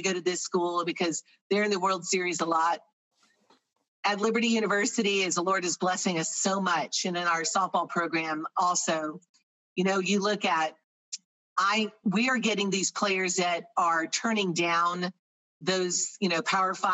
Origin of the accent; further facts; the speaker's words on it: Florida, United States; moved away as an adult; My junior year in high school, I'm from Florida